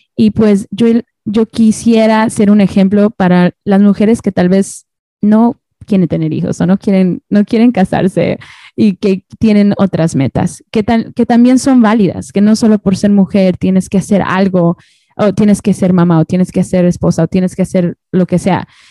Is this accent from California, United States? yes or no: yes; Orange County, California, United States; also born or lived in Toluca, Mexico; now in Los Angeles, United States; yo vivo en el este de Los Ángeles, pero yo crecí en, en Orange County